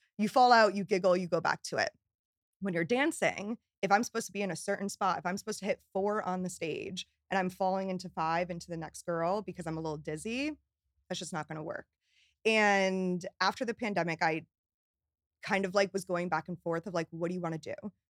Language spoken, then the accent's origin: English; New York, United States; But I'm a New Yorker, like through and through. So I had to get back to New York.